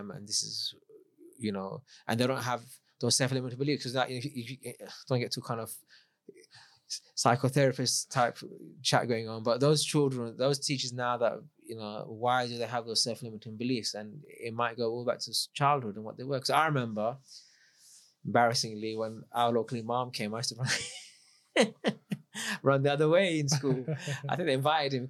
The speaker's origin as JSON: {"language": "English", "region": "London", "country": "United Kingdom", "tie": "born or raised there", "said": "I grew up in London, multicultural."}